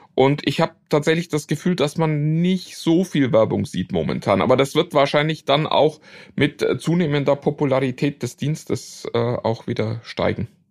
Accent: Germany; für uns als Deutsche

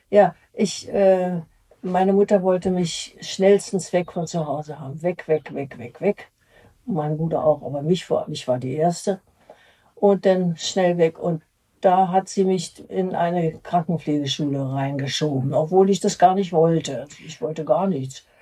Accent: Berlin, Germany; Und äh, ich ging zur Schule in Schmargendorf. Das äh, war auch zerstört. Aber das hielt sich da bei uns in Grenzen alles.

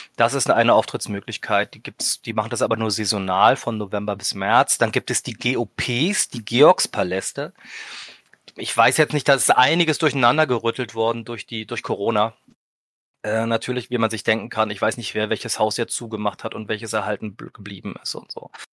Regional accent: Berlin, Germany; Ich bin aus Berlin, born and raised

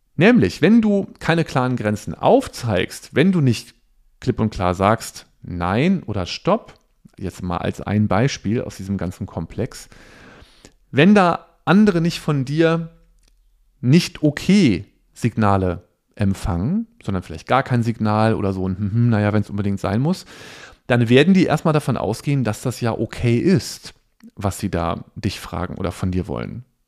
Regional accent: Cologne, North Rhine-Westphalia, Germany; ich komme ja aus Köln

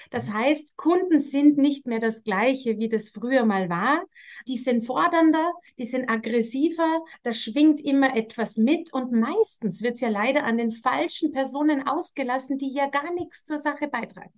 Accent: Austria; bei uns in Österreich

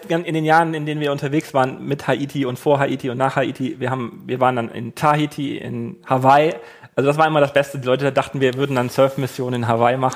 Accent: Germany; Wir haben das gelernt, wir sind äh, weiß, wir kommen aus Deutschland, wir haben eine Ahnung

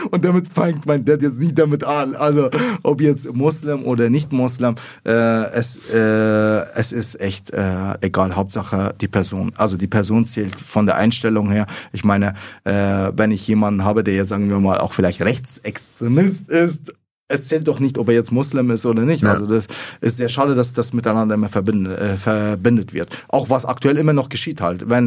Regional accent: Iraq; born there; also ich bin gebürtig aus Irak und die meisten sind eben Moslem.

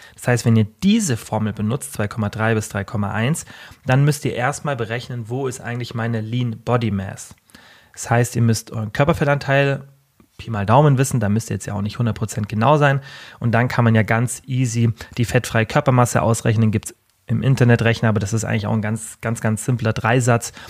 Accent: Bavaria, Germany; Bei uns in Deutschland, wie kurz der Sommer ist, bei uns gibt's immer so eine Ja, wie so ein kleines Oktoberfest und, ähm, also Festwoche nennt sich das Allgäuer Festwoche

